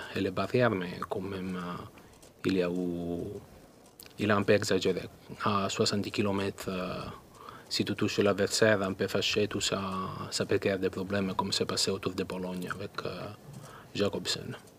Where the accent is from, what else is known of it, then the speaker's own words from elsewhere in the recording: Italy; French is a second language; moved away; je suis italien.